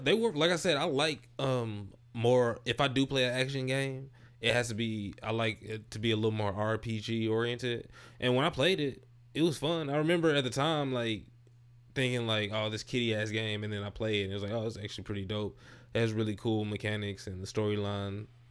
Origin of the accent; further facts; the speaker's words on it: St. Louis, Missouri, United States; I'm originally from Saint Louis